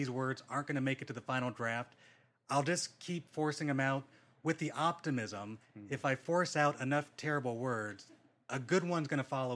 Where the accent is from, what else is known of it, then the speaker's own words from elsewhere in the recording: Rancho Cucamonga, California, United States; also born or lived in Anaheim, California; I grew up in Rancho Cucamonga. I grew up in the very house you guys are sitting